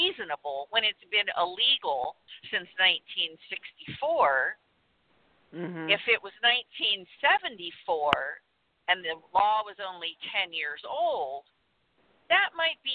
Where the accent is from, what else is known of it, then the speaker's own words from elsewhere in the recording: Southern California, United States; I'm from Southern California